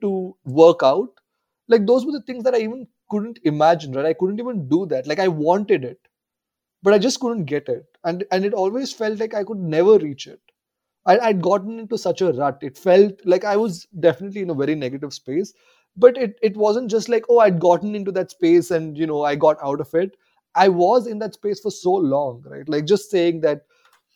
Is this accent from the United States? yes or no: no; India; growing up in India